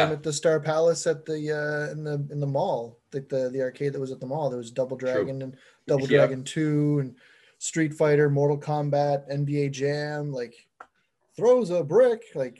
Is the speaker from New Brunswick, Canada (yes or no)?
yes; Miramichi, New Brunswick, Canada; I grew up here. When I was young, we moved to like Murray Settlement, like just outside of Rogersville for like a couple of years when I was like, I don't know, grade two, I think.